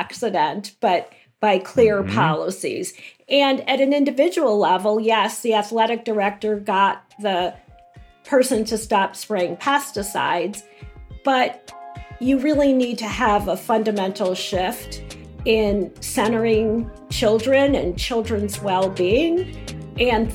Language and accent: English; Chicago, Illinois, United States; I grew up in Chicago and went to, you know, the same public school from kindergarten through eighth